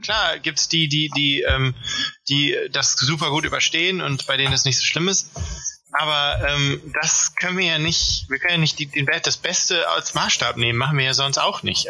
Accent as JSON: {"language": "German", "area": "Ruhr area", "region": "North Rhine-Westphalia", "country": "Germany", "said": "ich komme ja aus dem Ruhrgebiet"}